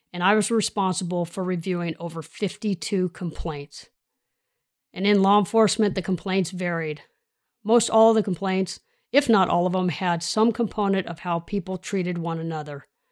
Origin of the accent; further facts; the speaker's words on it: Sacramento, California, United States; So I grew up in the Sacramento region, South area